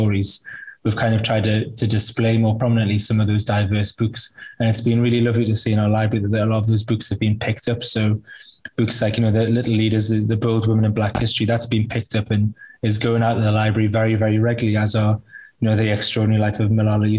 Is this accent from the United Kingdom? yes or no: yes; United Kingdom; I think that's a really important point, really, that I am white British.